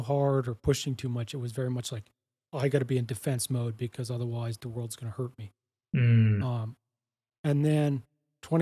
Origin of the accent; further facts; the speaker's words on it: Canada; moved away as an adult; now in Costa Rica; I'm Canadian. My wife and I and our dog Winston, we moved down to Costa Rica